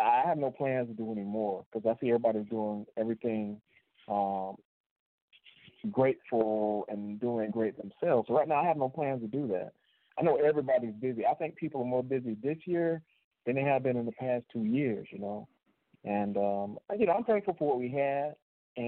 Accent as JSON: {"language": "English", "region": "Florida", "country": "United States", "said": "we're from Florida"}